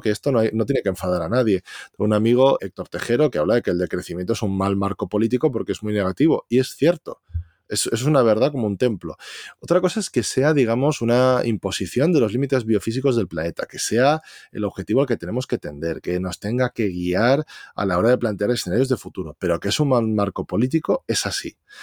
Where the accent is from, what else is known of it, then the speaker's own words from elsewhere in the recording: Valencia, Valencian Community, Spain; soy de Valencia